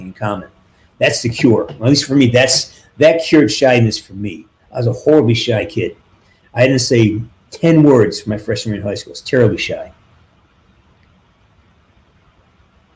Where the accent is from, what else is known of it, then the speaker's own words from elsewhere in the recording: Western Massachusetts, United States; now in California, United States; I'm from Western Mass, and you know, we're up in the elevations